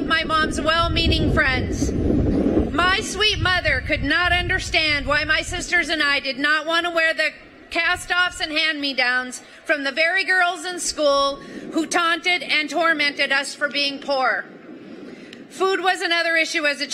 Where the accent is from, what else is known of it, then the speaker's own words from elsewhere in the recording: Butte, Montana, United States; from Butte, Montana, a copper mining town in the Rocky Mountains. I grew up in a very large family